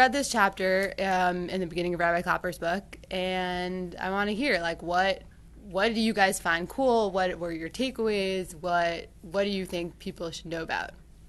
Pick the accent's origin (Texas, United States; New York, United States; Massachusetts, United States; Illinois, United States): Massachusetts, United States; Brookline; I'm from Brookline.